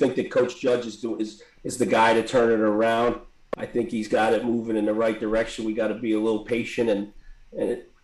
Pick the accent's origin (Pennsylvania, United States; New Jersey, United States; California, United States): New Jersey, United States; Bogota; my hometown, Bagoda